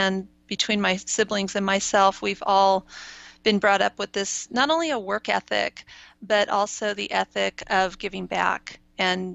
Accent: East Bay, San Francisco Bay Area, California, United States; I grew up in the East Bay. My mom was born and raised in Oakland. My parents lived in San Francisco at the beginning of their marriage, so I'm a Bay Area native.

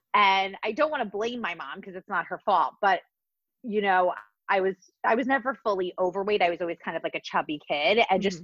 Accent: New Jersey, United States; Growing up, I grew up in New Jersey and like in the 80s and the 90s.

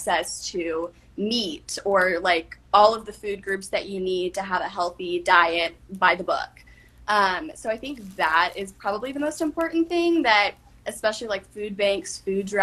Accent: Dallas, Texas, United States; moved away as an adult; now in Oxford, United States; I'm based out of Oxford, but I'm from Dallas, Texas

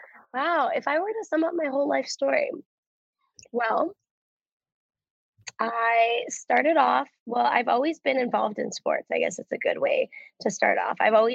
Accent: Cleveland, Ohio, United States; I'm from Cleveland, Ohio. Originally okay, so Cleveland, Ohio. So I'm born and raised here.

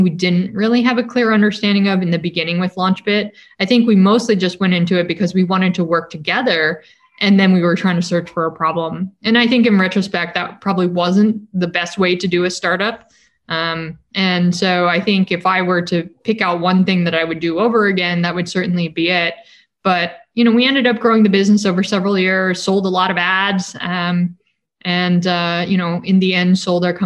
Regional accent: San Francisco Bay Area, California, United States; When I was in high school, I grew up in the San Francisco Bay Area

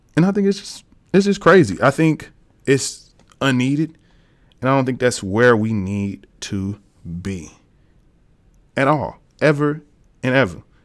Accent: Tennessee, United States; I'm from Tennessee

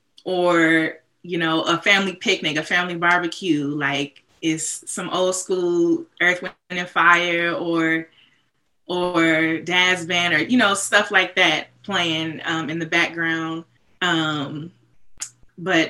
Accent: Bay Area, California, United States; moved away as an adult; also born or lived in Boston; growing up in the Bay Area

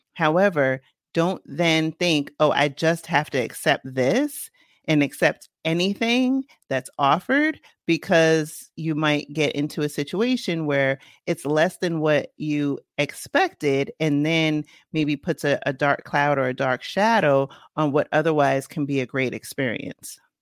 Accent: New York City, New York, United States; moved away; I, uh, grew up in the Bronx, and then I went to upstate New York

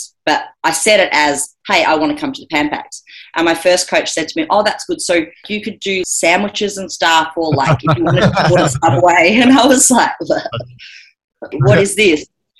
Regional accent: Australia; the first thing I should clarify is we're Australian girls in gis.

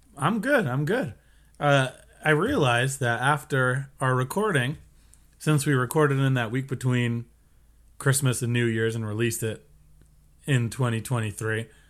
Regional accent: United States; we're American.

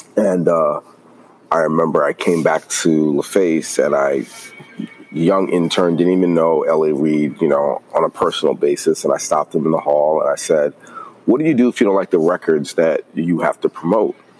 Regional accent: New York City, New York, United States; moved away as an adult; also born or lived in Atlanta; I'm originally from New York, born and raised in Brooklyn

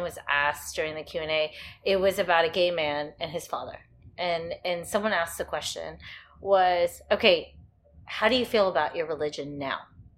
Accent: United States; growing up in the United States

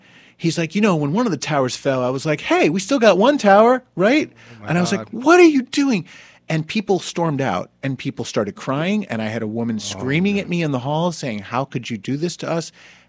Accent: Summit, New Jersey, United States; moved away; my hometown

